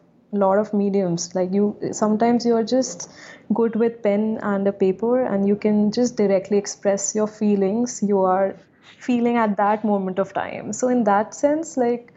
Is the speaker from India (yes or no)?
yes; Gwalior, Madhya Pradesh, India; also born or lived in London; now in Delhi, India; I grew up in this really small city called Gwalior. It's like a really, it's in Madhya Pradesh, India